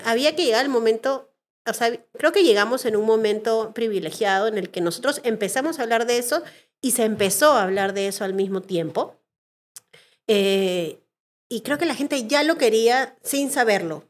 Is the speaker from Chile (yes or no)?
no; Peru; los peruanos nos lo merecíamos